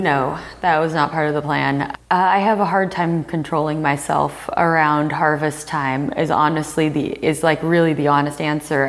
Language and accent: English; the Northwest, Pacific Northwest, United States; since I'm from the Northwest